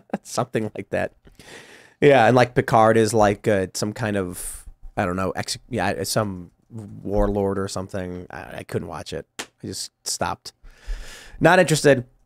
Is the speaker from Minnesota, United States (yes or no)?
no; Chicago, Illinois, United States; I'm growing up in Chicago